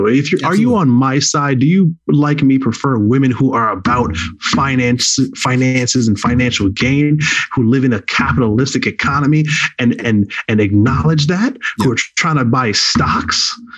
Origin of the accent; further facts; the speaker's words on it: Jamaica; now in United States; No, listen, I am Jamaican, but I'm playing by American rules. It's the country we live in.